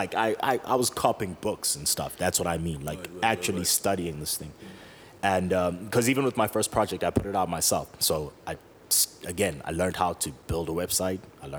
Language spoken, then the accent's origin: English; Johannesburg, Gauteng, South Africa; also born or lived in KwaDukuza/KwaMaphumulo, KwaZulu-Natal / Parkmore, Johannesburg; grew up in DK, left there when I was a teenager